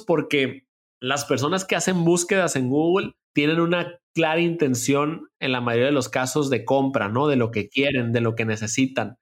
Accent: Culiacán, Sinaloa, Mexico; moved away as an adult; also born or lived in Mexico City; me vine acá a Culiacán, de donde estoy actualmente y donde, de donde soy

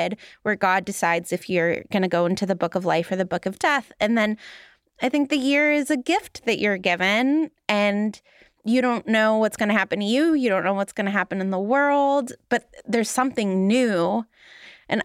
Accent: Los Angeles, California, United States; now in Boston, United States; where I grew up in Los Angeles

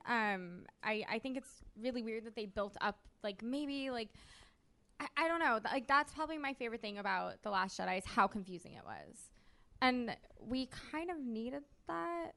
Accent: United States; I'm from America

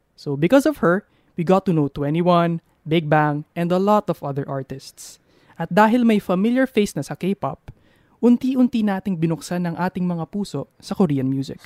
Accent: Philippines; us Pinoys

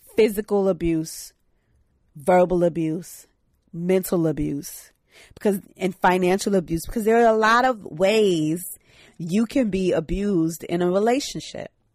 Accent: New York City, New York, United States; I'm from Brooklyn. Shout out Brooklyn. Shout out Reverb Projects. where, uh, Fab is from. It's literally up the street from where I grew up

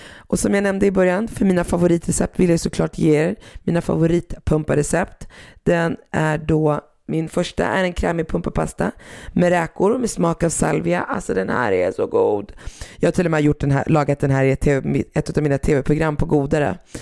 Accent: Sweden; som jag är uppväxt i Sverige

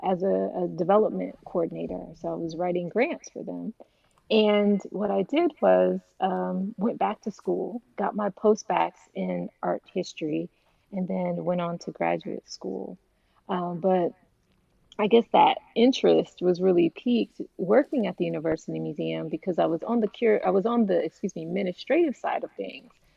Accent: Houston, Texas, United States; I'm from Houston, Texas

